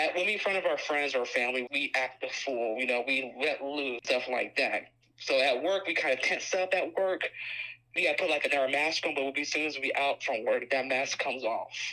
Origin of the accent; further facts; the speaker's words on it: United States; accent: African American English (Ebonics); when I was growing up in the African American community